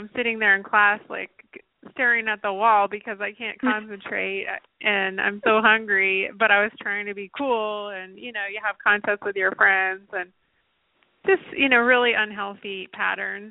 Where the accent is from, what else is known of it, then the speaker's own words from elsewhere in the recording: Nashville, Tennessee, United States; I grew up in Nashville